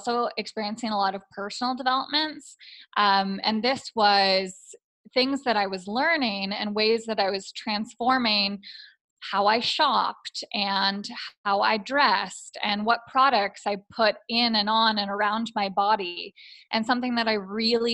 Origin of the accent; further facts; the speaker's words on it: Toronto, Ontario, Canada; moved away as an adult; also born or lived in Taiwan / Tanzania; I'm originally from the Toronto area